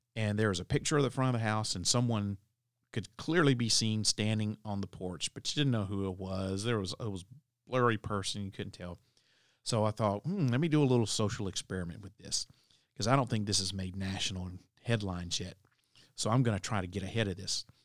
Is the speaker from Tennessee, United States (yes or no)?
yes; Tennessee, United States; my home state of Tennessee